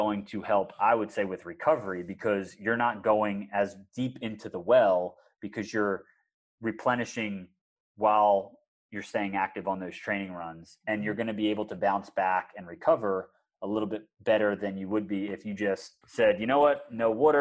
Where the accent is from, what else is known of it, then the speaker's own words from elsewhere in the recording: outside of Philadelphia, Pennsylvania, United States; I grew up outside of Philadelphia